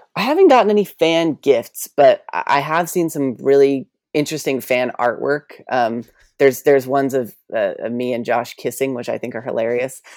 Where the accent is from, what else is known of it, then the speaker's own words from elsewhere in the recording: New York, United States; I grew up in New York